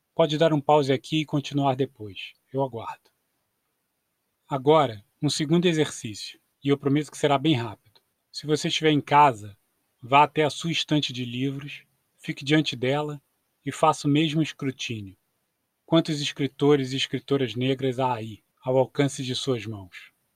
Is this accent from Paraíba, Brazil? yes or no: no; Nova Iguaçu, Rio de Janeiro, Brazil; Em boa parte da minha vida, fui criado em Nova Iguaçu, na Baixada Fluminense